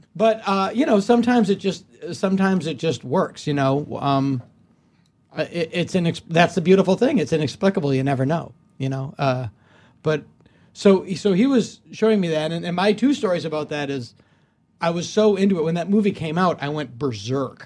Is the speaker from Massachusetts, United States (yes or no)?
yes; Hopedale, Massachusetts, United States; now in Los Angeles, United States; my hometown of Hopedale, Massachusetts